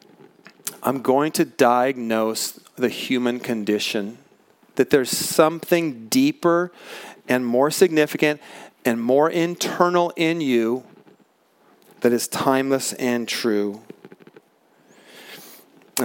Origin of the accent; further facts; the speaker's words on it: Pacific Northwest, United States; I grew up in the Pacific Northwest